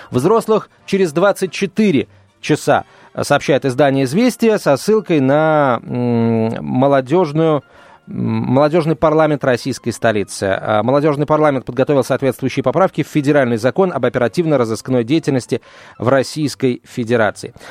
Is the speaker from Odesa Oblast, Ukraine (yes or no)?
yes; Odesa, Odesa Oblast, Ukraine; Я одессит, и сегодня услышал новость, что правый сектор собирается снести памятник детей Екатерины, который стоит в Одессе уже ну, очень давно